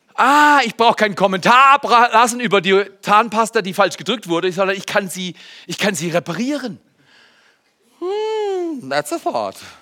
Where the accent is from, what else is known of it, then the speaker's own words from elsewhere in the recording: Germany; als Deutscher, ja, ich bin 30 Jahre verheiratet